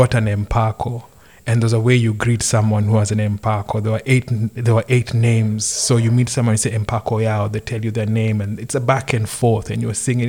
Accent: Nairobi, Kenya; moved away as an adult; I'm like from Nairobi.

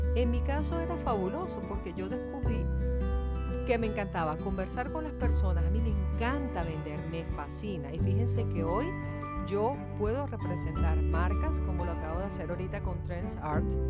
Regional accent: Venezuela; así somos los venezolanos, siempre con ganas de echar para adelante

